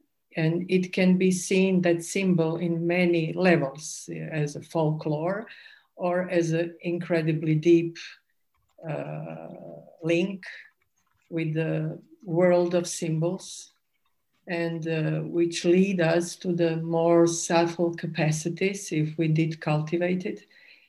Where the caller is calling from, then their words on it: Zagreb, City of Zagreb, Croatia; I'm speaking from Zagreb in Croatia.